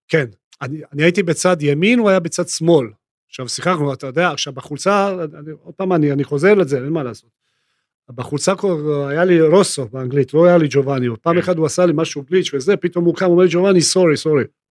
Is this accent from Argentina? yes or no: no; Split, Split-Dalmatia County, Croatia; Hebrew is a second language; moved away as an adult; now in Israel; אני נולדתי בספליט